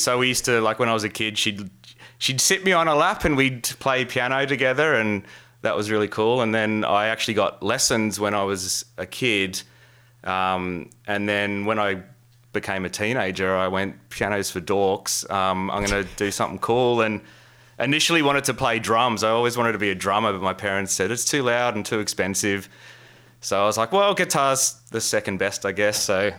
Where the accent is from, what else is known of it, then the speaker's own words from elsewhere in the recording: Campbelltown, New South Wales, Australia; we had this alternative record store near where I was growing up in Campbelltown.